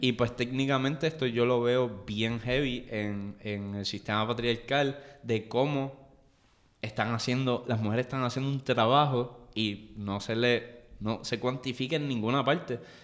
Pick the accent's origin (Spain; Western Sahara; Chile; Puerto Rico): Puerto Rico; nosotros somos parte del Caribe, somos parte de América Latina